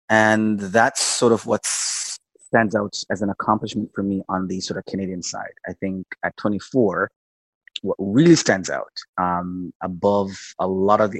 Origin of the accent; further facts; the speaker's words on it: Jamaica; I'm originally Jamaican. Yeah. I was born in Jamaica. Um, actually started in sort of television field there as a as a young kid.